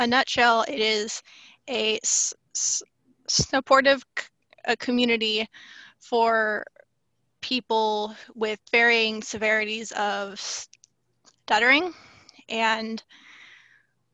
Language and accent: English; San Diego, California, United States; I'm from Southern California, San Diego in specific, and I haven't really lived anywhere else. I'm pretty much born and raised in California.